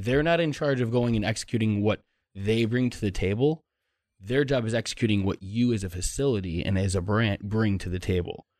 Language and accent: English; Chicago, Illinois, United States; moved away; I'm from Chicago.